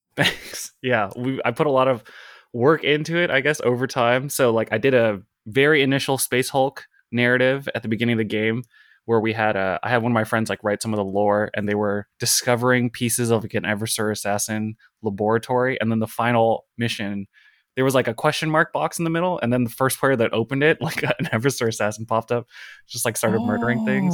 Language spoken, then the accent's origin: English; West Coast, United States; now in Brooklyn, United States; I'm originally from the West Coast. I'm on the East Coast now